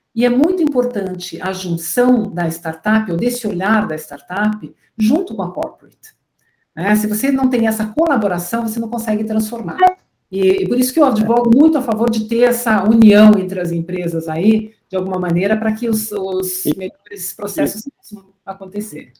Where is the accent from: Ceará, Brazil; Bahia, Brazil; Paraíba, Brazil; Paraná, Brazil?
Paraná, Brazil; Curitiba; moved away as an adult; also born or lived in São Paulo; Eu sou de Curitiba